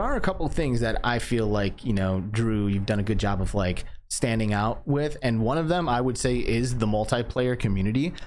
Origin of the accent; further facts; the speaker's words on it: Michigan, United States; moved away; I grew up in Michigan